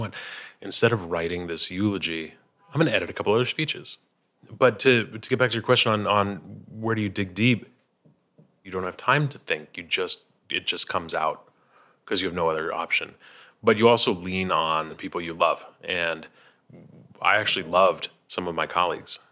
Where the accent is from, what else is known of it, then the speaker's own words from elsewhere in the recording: Chicago, Illinois, United States; we're both from Chicago